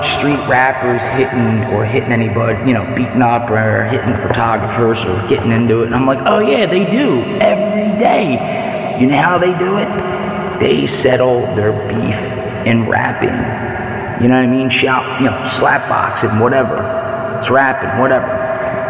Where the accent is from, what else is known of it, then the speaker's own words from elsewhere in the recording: Philadelphia, Pennsylvania, United States; I'm from Philly. I'm from South Philly. I was born and raised here